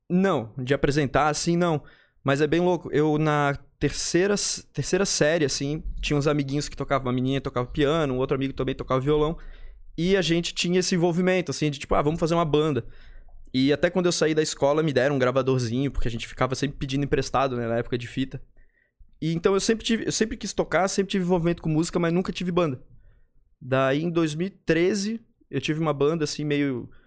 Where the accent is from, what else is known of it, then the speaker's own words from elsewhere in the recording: Florianópolis, Santa Catarina, Brazil; Sou daqui, Manezinho.